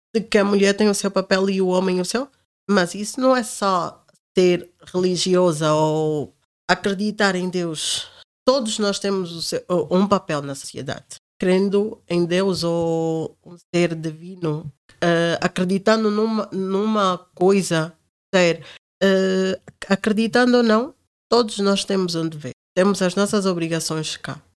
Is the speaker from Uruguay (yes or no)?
no; Angola; moved away; Eu sou angolana, africana